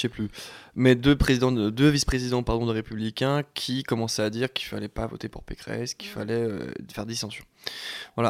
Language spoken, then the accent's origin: French; Chalon-sur-Saône, Bourgogne-Franche-Comté, France; je viens de Chalon